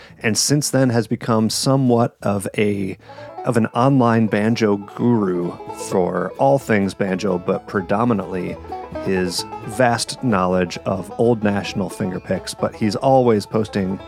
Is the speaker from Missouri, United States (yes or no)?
no; Ferndale, Michigan, United States; my hometown venue, Otis Supply in Ferndale, Michigan.